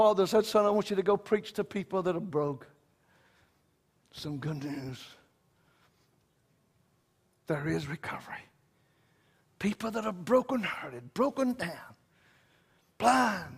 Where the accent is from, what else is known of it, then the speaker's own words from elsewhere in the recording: Wayne County, the South, United States; I know I'm from the South. I was raised in Wayne County